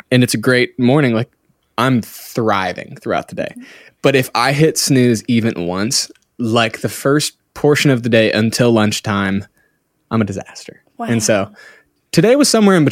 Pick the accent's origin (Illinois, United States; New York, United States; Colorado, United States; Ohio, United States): Ohio, United States; Cincinnati; moved away as an adult; now in Redding, United States; I grew up in the Midwest of Cincinnati, Ohio. Until I was about 19, moved to Northern California